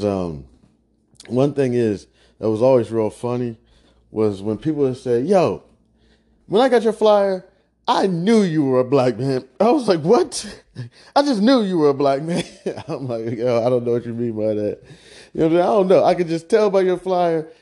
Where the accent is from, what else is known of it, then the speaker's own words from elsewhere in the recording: Midwest, United States; I'm from the Midwest